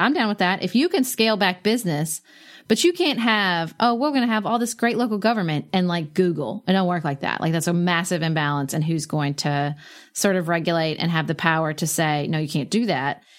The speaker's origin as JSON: {"language": "English", "country": "United States", "said": "as an American"}